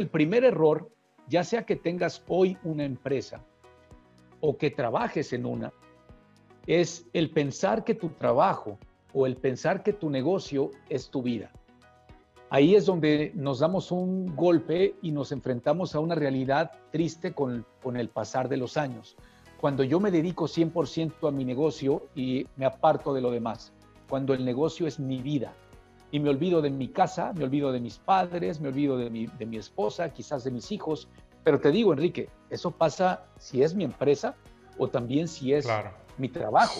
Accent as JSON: {"language": "Spanish", "region": "Puebla", "country": "Mexico", "said": "yo soy poblano"}